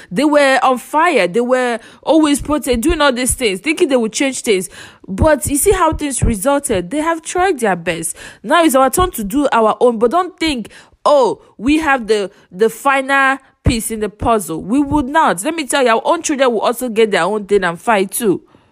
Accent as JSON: {"language": "English", "country": "Nigeria", "said": "I'm from Nigeria"}